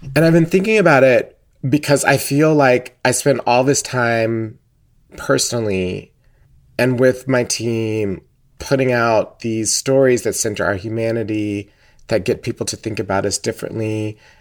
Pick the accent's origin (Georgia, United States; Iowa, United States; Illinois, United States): Georgia, United States; Atlanta; I grew up in Atlanta my entire life